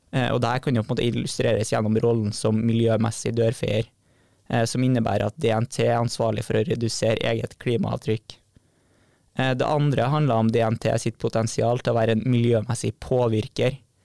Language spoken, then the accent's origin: Norwegian; Trondheim, Trøndelag, Norway; moved away as an adult; now in Bodø, Norway; er 26 år og kommer fra Trondheim